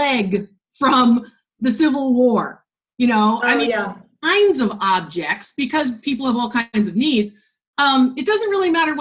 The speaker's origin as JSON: {"language": "English", "region": "Connecticut", "country": "United States", "tie": "born or raised there", "said": "Wesleyan University in my home state of Connecticut"}